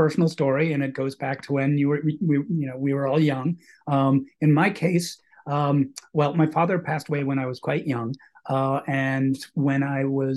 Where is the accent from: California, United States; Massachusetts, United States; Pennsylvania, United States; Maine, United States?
Massachusetts, United States; Boston; I was also lucky to be growing up in Boston at a time when the Revival movie house boom was going on